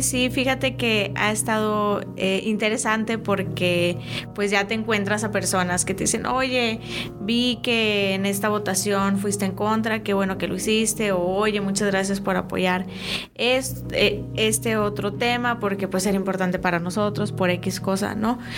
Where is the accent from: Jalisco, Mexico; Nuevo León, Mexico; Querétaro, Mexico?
Nuevo León, Mexico; Monterrey; como eh, Regio Montana yo nací, crecí, estudié, todo lo he hecho aquí. Nunca me he mudado de estado. He estado siempre en Nuevo León